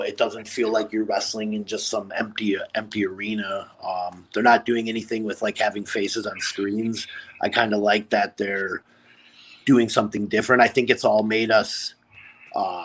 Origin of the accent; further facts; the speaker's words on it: Appleton, Wisconsin, United States; I grew up in Appleton, Wisconsin